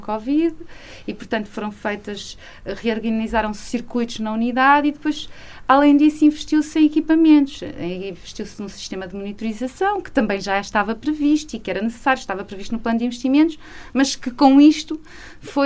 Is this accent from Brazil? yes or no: no; Viseu, Centro, Portugal; moved away as an adult; also born or lived in Lisbon; now in Peso da Régua, Portugal; eu sou de Viseu, não é? Uh, estou há alguns anos a viver em, em, estava há alguns anos a viver em Lisboa, mas eu sou de uma cidade pequena